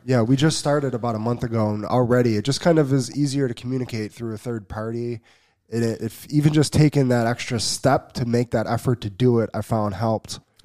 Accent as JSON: {"language": "English", "region": "East Coast", "country": "United States", "moved": "yes", "said": "I'm, I'm from the East Coast"}